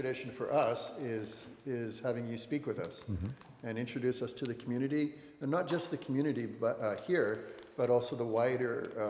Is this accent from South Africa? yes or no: no; Saskatchewan, Canada; moved away; I'm originally from Saskatchewan.